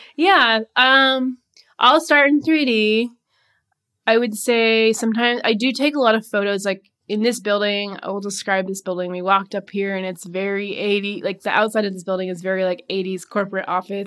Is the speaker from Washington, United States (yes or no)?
yes; Seattle, Washington, United States; moved away as an adult; now in Portland, United States; moved to Portland from Seattle, that, which was my hometown